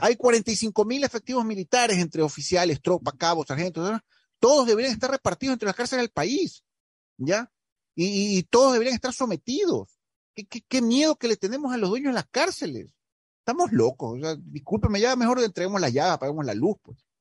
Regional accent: Ecuador; yo como ecuatoriano

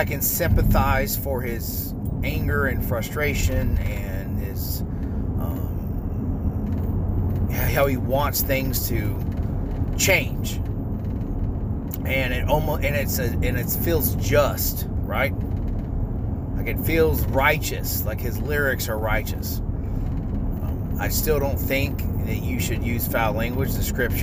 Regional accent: North Florida, United States; I grew up born and raised in North Florida, where country music is pretty popular here

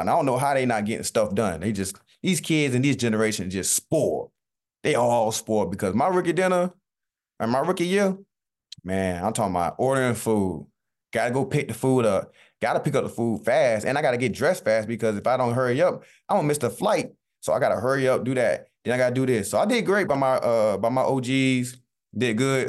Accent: Southeast Georgia, United States; moved away; I'm from Southeast Georgia.

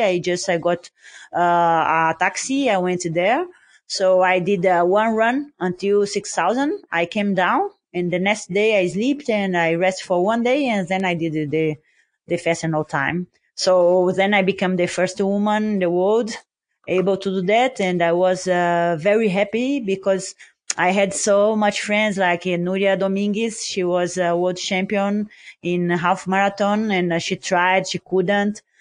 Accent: Brazil; I'm from Brazil

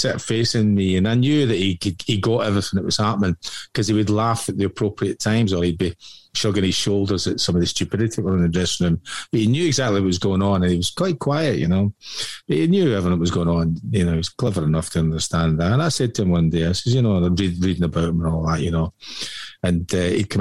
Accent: west of Scotland, United Kingdom; I'm born in fucking the west of Scotland

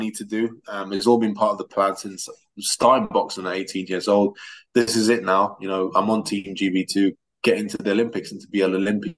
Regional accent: England, United Kingdom; also born or lived in Russia; I lived there for 7 years before coming down to England. It was a big change for me at the time, you know, a different language, a different school system

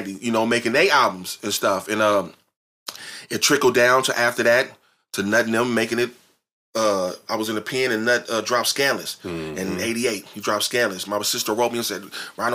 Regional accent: San Francisco, California, United States; I'm born here from Randolph Street.

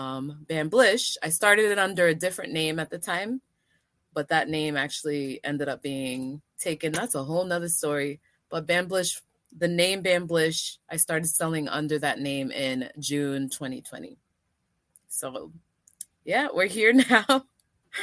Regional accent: Antigua & Barbuda; now in New York, United States; I'm originally from Antigua

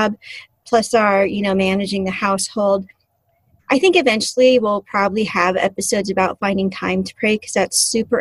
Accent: California, United States; now in Alaska, United States; I grew up in California and was at the beach quite a bit

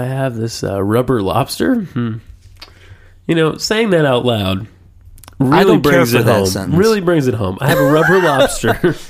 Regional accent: the South, United States; I'm from the South.

